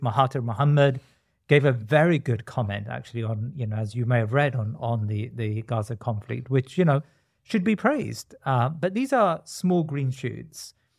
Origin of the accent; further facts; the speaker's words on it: India; I'm from India